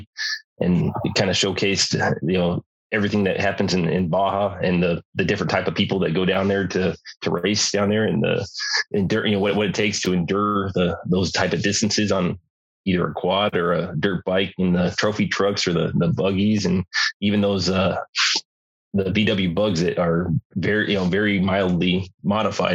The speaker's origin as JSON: {"language": "English", "region": "Southern California", "country": "United States", "tie": "born or raised there", "also_born_or_lived": "Lake Havasu, Arizona", "said": "I grew up in Southern California"}